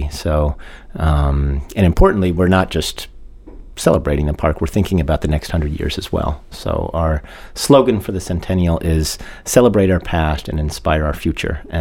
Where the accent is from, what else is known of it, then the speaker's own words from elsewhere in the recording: Mount Desert Island, Maine, United States; my parents moved our family up there when I was about 10, so I wasn't born there, but, but I grew up there. I went to grade school and high school there